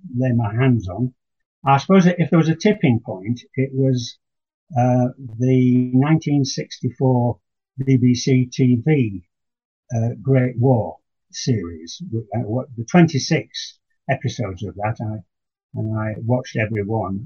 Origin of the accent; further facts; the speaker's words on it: Yorkshire and the Humber, United Kingdom; moved away as an adult; now in Buckinghamshire, United Kingdom; I was born in Yorkshire, but work took me gradually southwards.